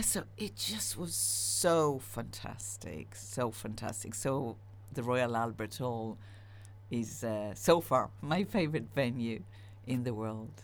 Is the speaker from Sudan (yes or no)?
no; Israel; now in United Kingdom; I'm split Israeli, split British